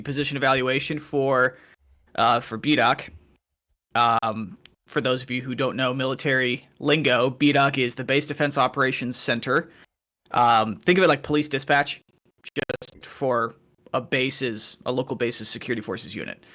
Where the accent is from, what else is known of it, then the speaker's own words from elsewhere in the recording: Waterloo, Iowa, United States; moved away; I'm originally from Waterloo